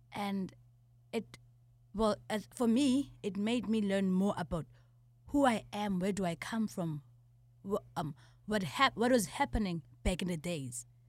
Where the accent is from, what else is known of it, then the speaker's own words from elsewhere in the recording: Eastern Cape, South Africa; I'm from the Eastern Cape